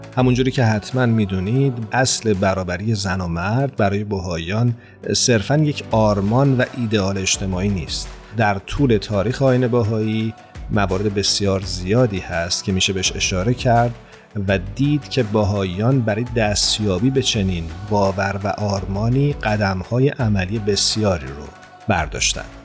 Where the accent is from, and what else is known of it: Iran; moved away